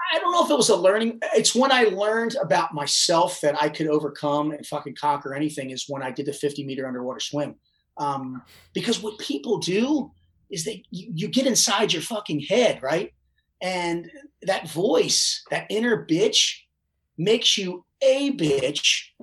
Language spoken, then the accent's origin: English; Baltimore, Maryland, United States; I'm from Baltimore